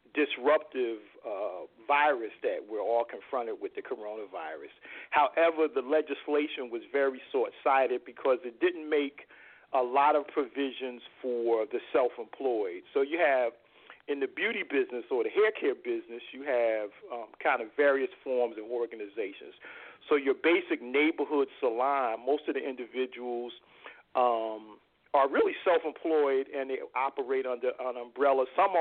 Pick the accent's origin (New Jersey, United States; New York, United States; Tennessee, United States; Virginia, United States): New Jersey, United States; Newark; also born or lived in Irvington, New Jersey; my birthplace, which is Newark, New Jersey, my hometown.